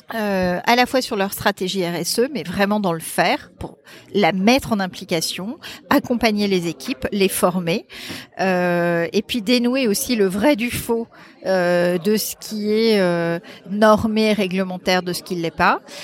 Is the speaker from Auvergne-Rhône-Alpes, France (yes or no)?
no; Brittany, France; also born or lived in Paris; mon mari, qui est breton comme moi, parce qu'on est breton